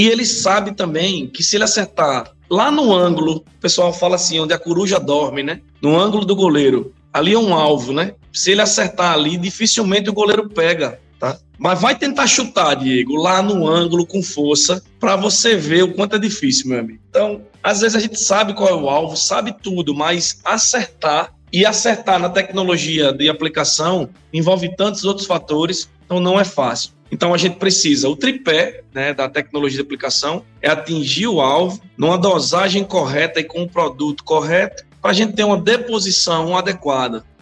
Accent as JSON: {"language": "Portuguese", "country": "Brazil", "said": "Vale do São Francisco, de onde eu sou, né?"}